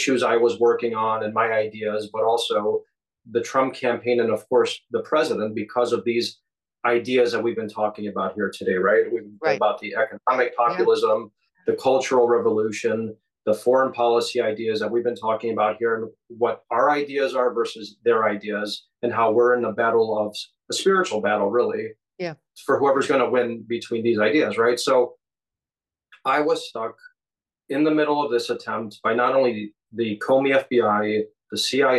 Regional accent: Chicago, Illinois, United States; my hometown of Chicago

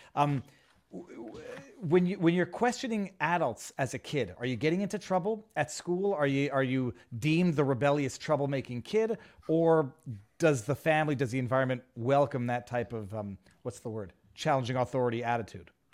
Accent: Canada; I'm Canadian

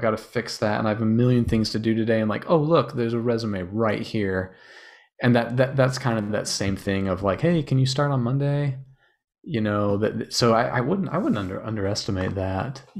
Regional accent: Utah, United States; I grew up in Utah

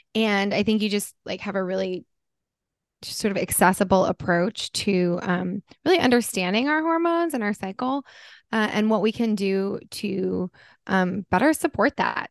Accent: Connecticut, United States; now in Southern California, United States; I just got back from Connecticut, I spent Labor Day weekend there with some friends from my youth, my hometown

